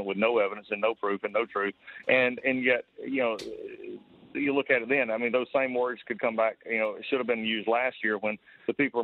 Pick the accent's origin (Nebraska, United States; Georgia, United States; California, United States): Georgia, United States; my home state of Georgia